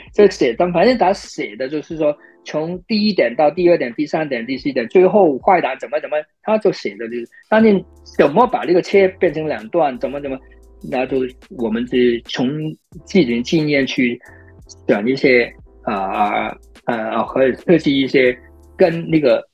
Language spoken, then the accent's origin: Chinese; China; moved away; also born or lived in United States; 你知道我们中国人发音肯定没有美国人这么有，你不是一辈子长，又不是你的第一语语言